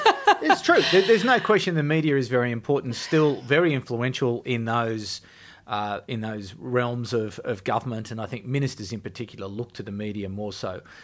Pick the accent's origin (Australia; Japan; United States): Australia; Canberra, Australian Capital Territory; I'm from Canberra, that it's a Canberra degree